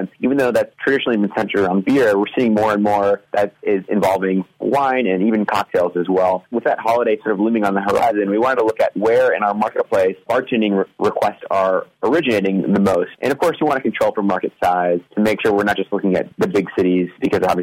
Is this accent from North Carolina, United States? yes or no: yes; North Carolina, United States; now in California, United States; I'm actually from North Carolina originally, but I've lived in California for the past 8 years.